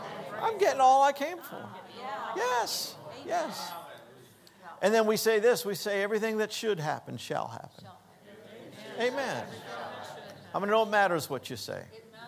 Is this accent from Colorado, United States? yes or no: yes; Denver, Colorado, United States; I'm from Denver. We're from Denver.